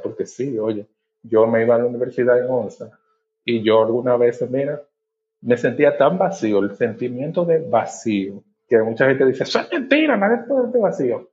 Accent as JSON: {"language": "Spanish", "region": "Monte Plata", "country": "Dominican Republic", "moved": "as an adult", "lives_now": "Santo Domingo, Dominican Republic", "said": "Yo originalmente soy del interior, soy de Monteplata, ¿verdad? Eh, me mudé del interior a la capital para iniciar la, universidad."}